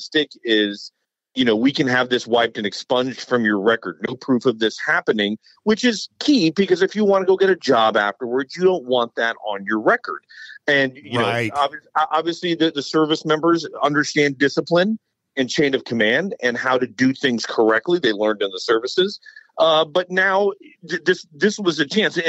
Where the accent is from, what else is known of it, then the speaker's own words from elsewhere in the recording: San Antonio, Texas, United States; I grew up in San Antonio. Military City, USA.